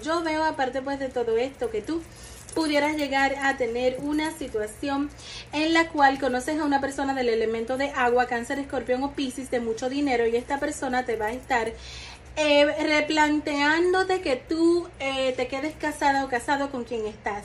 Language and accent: Spanish; Dominican Republic; en mi país, que yo soy dominicana